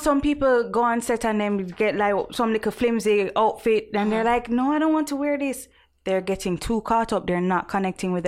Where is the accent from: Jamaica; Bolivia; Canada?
Jamaica; accent: Jamaican; my Jamaican accent.